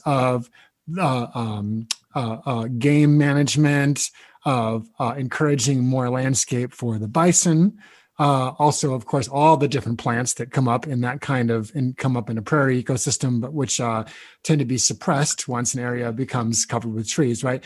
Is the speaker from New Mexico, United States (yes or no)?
no; Nebraska, United States; moved away; I grew up in Nebraska. I'm familiar with this landscape